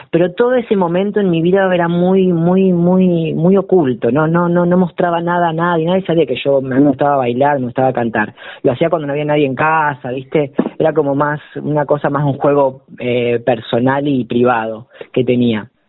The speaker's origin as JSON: {"language": "Spanish", "town": "La Plata", "region": "Buenos Aires Province", "country": "Argentina", "said": "yo soy platense, claro, sí, sí, sí, sí, yo soy platense."}